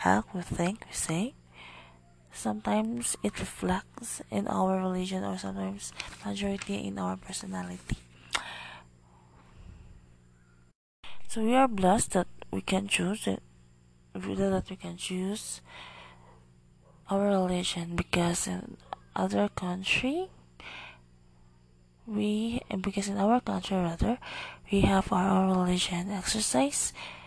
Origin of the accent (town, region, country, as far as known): Philippines